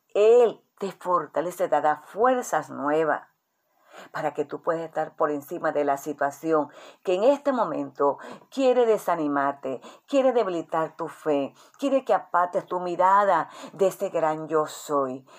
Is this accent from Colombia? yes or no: yes; Colombia; nuestra nación, Colombia